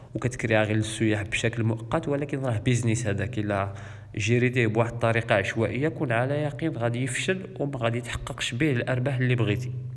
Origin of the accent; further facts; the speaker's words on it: Morocco; حنا كمغاربه